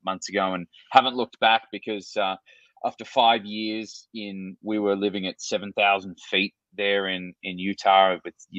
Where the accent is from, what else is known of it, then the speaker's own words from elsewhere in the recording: Australia; accent: Aussie; moved away as an adult; now in United States; my Aussie accent